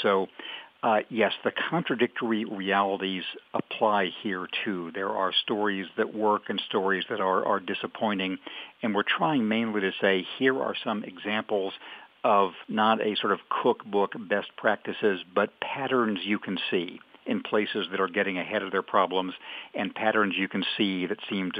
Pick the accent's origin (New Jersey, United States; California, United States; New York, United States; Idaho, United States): California, United States; moved away; And in my hometown in California, which was a little more Anglo than Latino